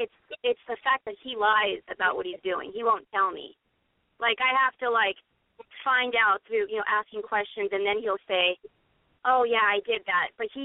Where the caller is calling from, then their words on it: Los Angeles, California, United States; I'm 35. I'm calling from Los Angeles.